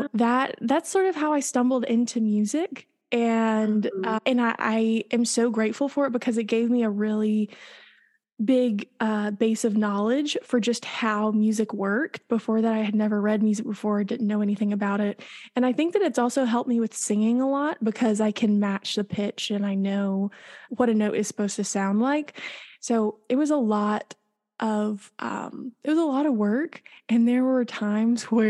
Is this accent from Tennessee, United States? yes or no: yes; East Tennessee, United States; I grew up in East Tennessee, we were just a little ways away from Dollywood